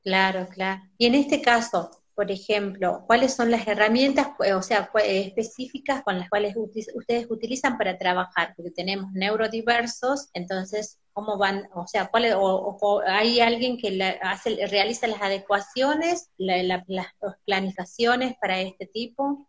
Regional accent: Colpes, Catamarca, Argentina; moved away as an adult; soy del interior de la provincia también. Yo nací en Colpes, Pomán

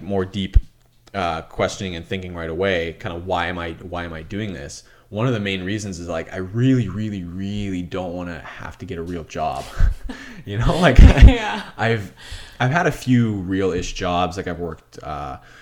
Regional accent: Canada; moved away as an adult; I grew up on the waterfront, on the rocks, on the beach

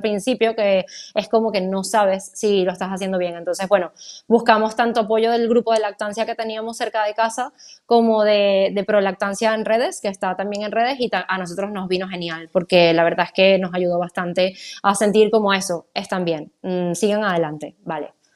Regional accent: Venezuela; moved away; yo soy venezolana, mi familia no está cerca

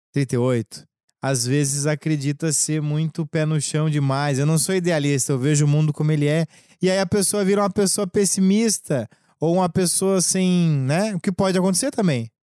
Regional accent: Lages, Santa Catarina, Brazil; accent: gaúcho; lá em Lages, eu sou de Lages

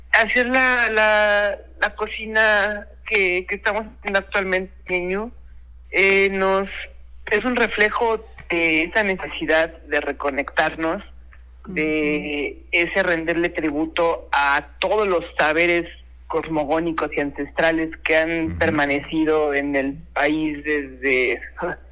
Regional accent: Mexico; Lo traemos en la genética todos los mexicanos

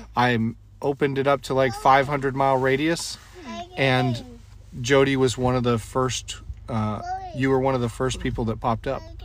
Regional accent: New England, United States; now in California, United States; I didn't have a lot of opportunities growing up in New England.

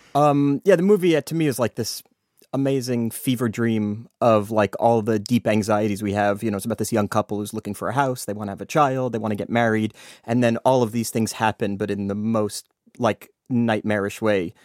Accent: United States; I'm American

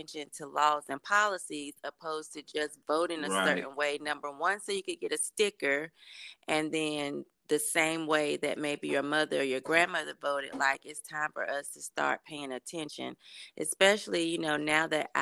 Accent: Durham, North Carolina, United States; I'm from Durham, North Carolina

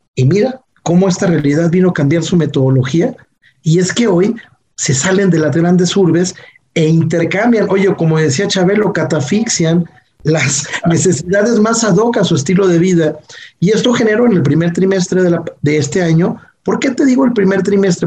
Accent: Mexico

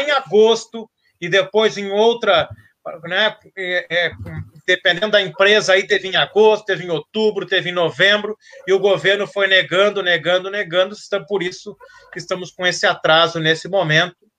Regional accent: Brazil; como brasileiro

